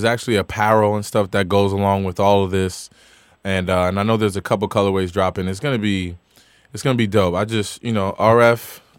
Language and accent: English; Paterson, New Jersey, United States; I'm from Patterson. It's all good.